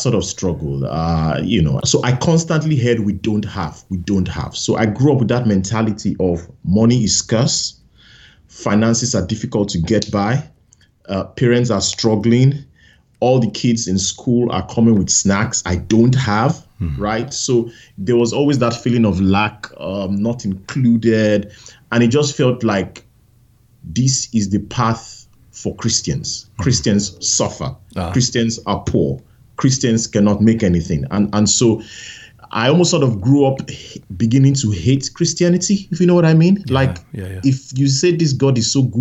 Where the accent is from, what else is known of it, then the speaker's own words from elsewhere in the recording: Nigeria; I grew up in Nigeria, in a village